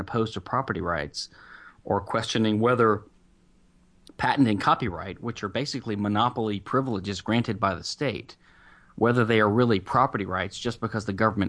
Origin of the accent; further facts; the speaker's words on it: the South, United States; I am I'm in Houston. I'm a Southerner.